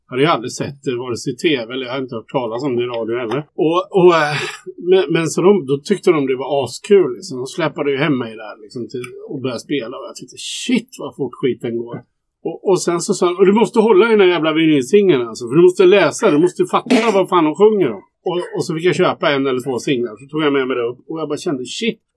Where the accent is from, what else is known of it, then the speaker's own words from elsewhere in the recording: Västerås, Västmanland, Sweden; jag kommer från Västerås.